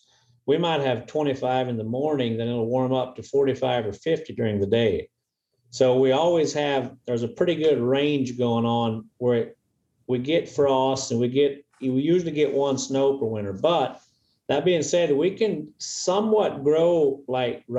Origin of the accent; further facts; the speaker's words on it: Arkansas, United States; we're Arkansans from Arkansas